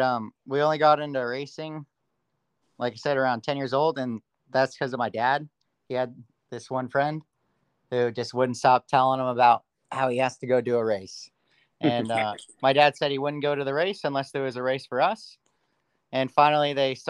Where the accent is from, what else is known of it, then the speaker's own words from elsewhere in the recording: Long Beach, California, United States; now in Agua Dulce, United States; I was born in Long Beach and recently moved to a place called Agua Dulce